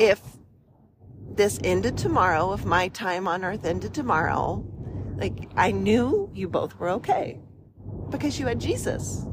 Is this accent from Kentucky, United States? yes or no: no; West Virginia, United States; moved away as an adult; now in Midwest, United States; I grew up in the mountains of West Virginia